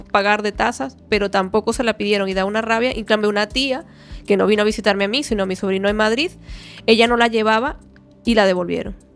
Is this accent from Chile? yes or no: no; Venezuela; born there; moved away; Yo digo, sí, nací en Venezuela, pero a mí llega un punto que ya yo no quiero ser ni de aquí ni de allá. Quiero ser de donde estoy.